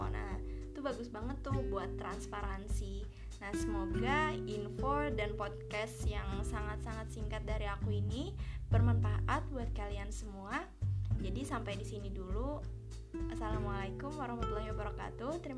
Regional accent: South Kalimantan, Indonesia; bakalan ngasih contoh dari daerahku sendiri Kabupaten Banjar

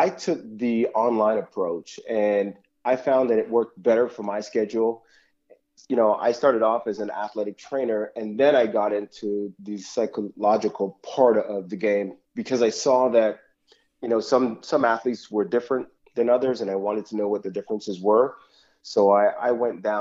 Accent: Toronto, Ontario, Canada; I grew up in Toronto, the West End, Etobicoke of Toronto

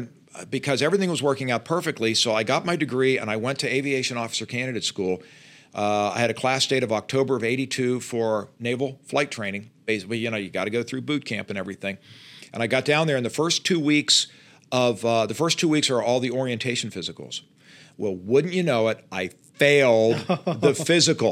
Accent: Pittsburgh, Pennsylvania, United States; moved away as an adult; also born or lived in Louisiana; now in Charlotte, United States; I grew up in Pittsburgh

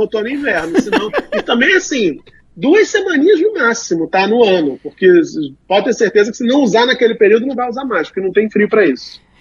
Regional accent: Rio de Janeiro, Brazil; Eu sou de Realengo

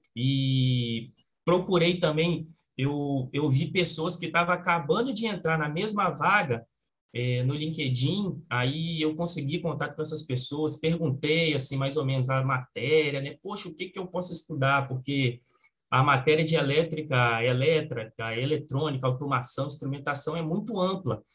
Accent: Espírito Santo, Brazil; eu sou do Espírito Santo

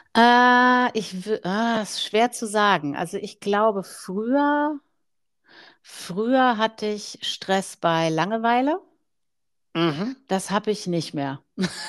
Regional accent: Germany; als Deutsche

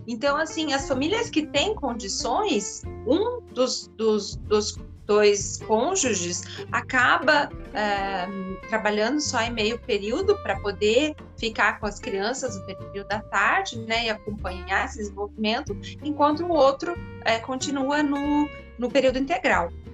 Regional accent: Curitiba, Paraná, Brazil; moved away as an adult; also born or lived in São José dos Campos; now in Germany; sou de Curitiba

